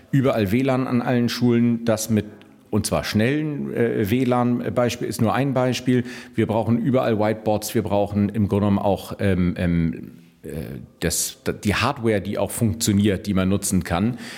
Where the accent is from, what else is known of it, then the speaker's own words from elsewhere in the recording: Brazil; Ich habe auch einen Migrationshintergrund. Ich bin äh, Brasilianer und fühle mich ganz gut integriert.